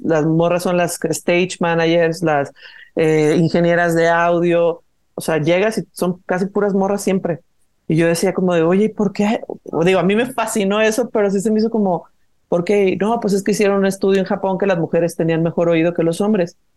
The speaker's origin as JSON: {"language": "Spanish", "town": "Guadalajara", "region": "Jalisco", "country": "Mexico", "moved": "as an adult", "lives_now": "Mexico City, Mexico", "said": "Es que yo soy de Guadalajara, pero yo ya vivo, eh, tengo 12 años viviendo en Ciudad de México."}